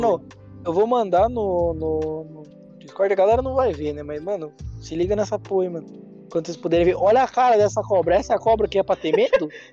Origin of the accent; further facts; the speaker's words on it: Castro, Paraná, Brazil; now in Ponta Grossa, Brazil; eu nasci em Castro, mas eu moro em Ponta Ponta Grossa